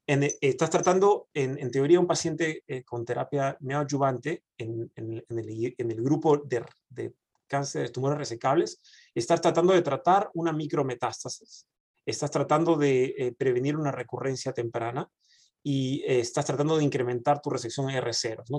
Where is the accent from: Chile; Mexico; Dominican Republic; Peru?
Peru; moved away as an adult; also born or lived in Argentina (mother's side); now in Dallas, United States; cuando yo vine de Perú